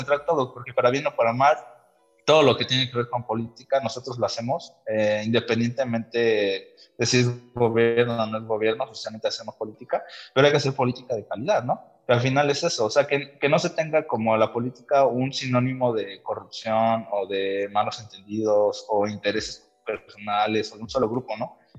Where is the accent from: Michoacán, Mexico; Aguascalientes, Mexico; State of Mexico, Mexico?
State of Mexico, Mexico; Valle; born or raised there; also born or lived in Toluca